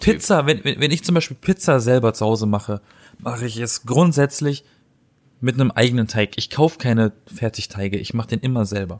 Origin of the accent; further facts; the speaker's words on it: Black Forest, Baden-Württemberg, Germany; now in Berlin, Germany; ich komme aus dem Schwarzwald. Da, da, da, wurden die Brezeln erfunden.